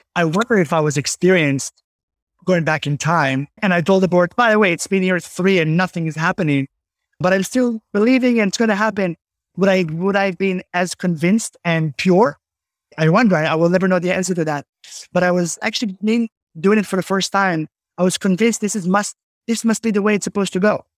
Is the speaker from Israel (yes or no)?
yes; Israel; moved away as an adult; now in Tenafly, United States; growing up in Israel